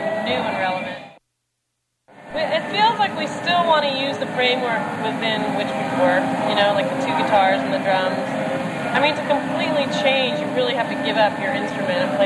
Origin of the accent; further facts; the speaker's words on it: the Northwest, Pacific Northwest, United States; We're from the Northwest.